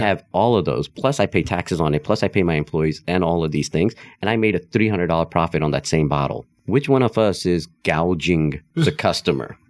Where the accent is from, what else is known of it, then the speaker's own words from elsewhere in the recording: Nepal; first language Hindi; English is a second language; moved away; also born or lived in India; I was born and raised in Nepal, actually. Uh, so Hindi was actually my first language because that's what my family spoke.